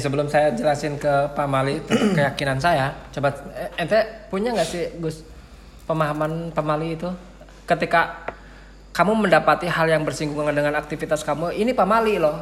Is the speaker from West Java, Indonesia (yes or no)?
yes; Cibingbin, West Java, Indonesia; Saya sebagai putra Cibingbing